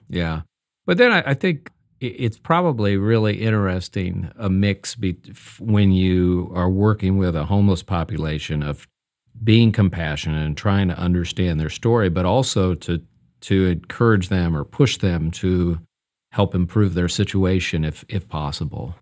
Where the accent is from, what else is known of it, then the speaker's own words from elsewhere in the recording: Omaha, Nebraska, United States; moved away; I grew up in Omaha